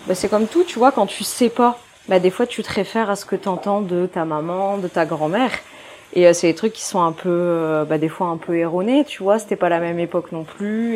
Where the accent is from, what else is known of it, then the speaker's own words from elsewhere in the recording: Dunkirk, Hauts-de-France, France; moved away as an adult; also born or lived in Belgium; now in Réunion, France; je suis originaire du nord de la France, donc de Dunkerque